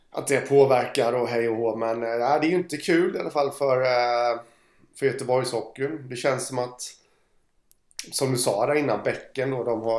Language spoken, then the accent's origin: Swedish; Stockholm, Stockholm County, Sweden; så kom någon lastbilschaufför där och ja, jag är från Stockholm.